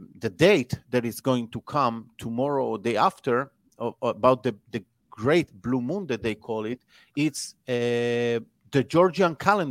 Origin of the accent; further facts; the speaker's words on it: Israel; I'm from Israel